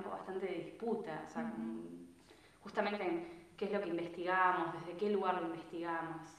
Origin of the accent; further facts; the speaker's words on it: Bariloche, Río Negro, Argentina; yo soy de Bariloche